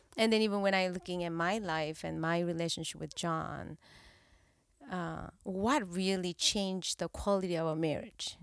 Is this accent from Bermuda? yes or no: no; South Korea; English is a second language; moved away as an adult; now in California, United States; I grew up in Korea until twenty-nine